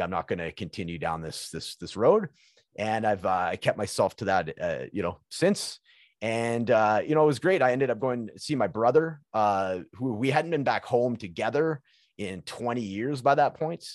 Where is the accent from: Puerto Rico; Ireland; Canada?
Canada; British Columbia; moved away as an adult; also born or lived in Alberta; now in Edmonton, Canada; So I'm from British British Columbia, which is kind of like where Vancouver is in that area of, of Canada.